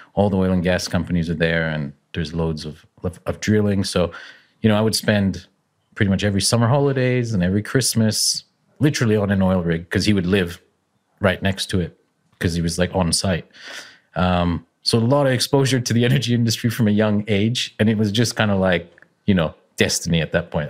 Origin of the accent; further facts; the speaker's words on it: Calgary, Alberta, Canada; I'm, I'm Canadian. Uh, I'm from Calgary, which is in Western Canada on the Rockies